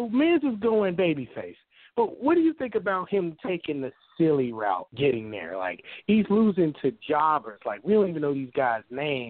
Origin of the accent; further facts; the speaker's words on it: Chicago, Illinois, United States; Oh, well, no, look, nigga, no, I'm from Chicago. That's what you're going to hear. … from Chicago, I got a 312 number.